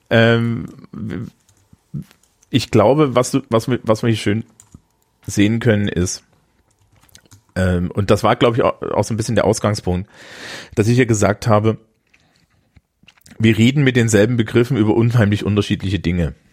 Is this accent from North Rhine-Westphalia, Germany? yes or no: no; Thuringia, Germany; vielleicht solltest du mal mit jemandem aus Sachsen drüber reden und nicht mit mir, weil ich bin ja Thüringer und wir finden die auch ein bisschen komisch.